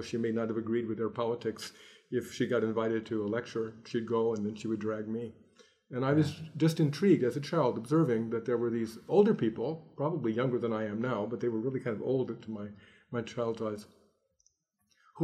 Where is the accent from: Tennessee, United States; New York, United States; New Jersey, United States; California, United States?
California, United States; Los Angeles; I grew up in Los Angeles